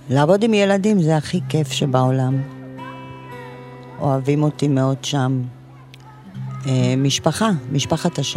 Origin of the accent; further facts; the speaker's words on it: Ofakim, Southern District, Israel; born there; נולדתי באופקים, כל המשפחה שלי גרה באופקים.